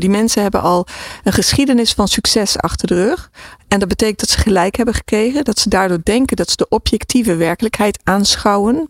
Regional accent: Philippines; ik ben in de Filipijnen geboren

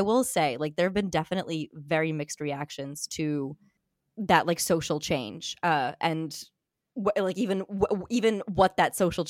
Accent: Russia; first language Armenian; English is a second language; also born or lived in Armenia; now in Yerevan, Armenia; I was born in Russia. My mother made a conscious effort to teach me, you know … Armenian before she taught me Russian

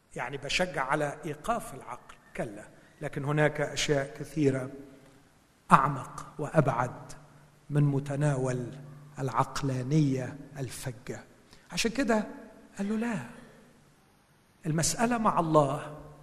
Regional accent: Egypt; moved away; عندنا في مصر

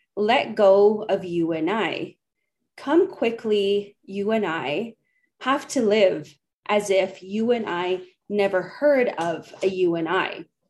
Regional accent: Edmonton, Alberta, Canada; moved away as an adult; now in Brandon, Canada; I'm originally from Treaty 6 in Edmonton, Alberta, moved recently to Brandon in Treaty 2 territory

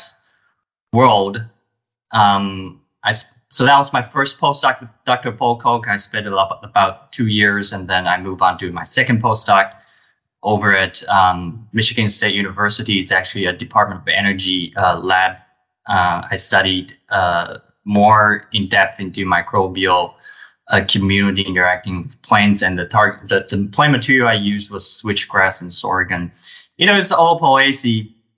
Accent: Taipei, Taiwan; moved away as an adult; also born or lived in Dijon, France; now in United States; I came from Taiwan. I grew up in a city, Taipei. It's the capital of Taiwan.

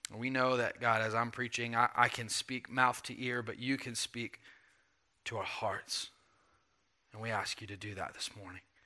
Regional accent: the South, United States; I grew up in the South where Christianity was a cultural artifact

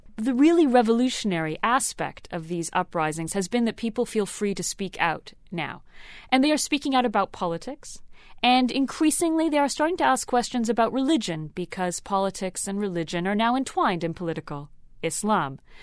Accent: Canada; I grew up in Canada

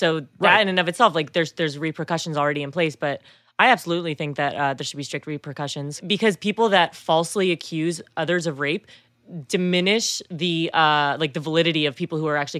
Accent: East Coast, United States; I grew up on the East Coast

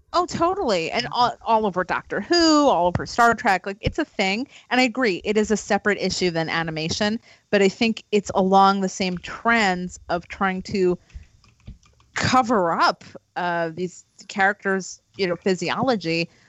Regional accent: East Meadow, New York, United States; moved away; also born or lived in Woodbury, New York; I was born in Woodbury. I went to high school in East Meadow

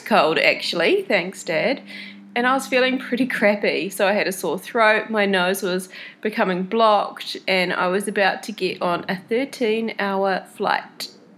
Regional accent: New Zealand; I was in New Zealand, before I left home to head over here to South America. So, on the three hour drive from my hometown to the airport

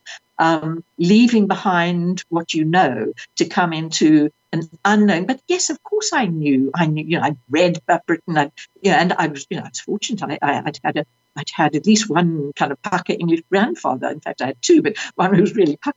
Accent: South Africa; moved away as an adult; I was 21. I was seeking refuge from South Africa.

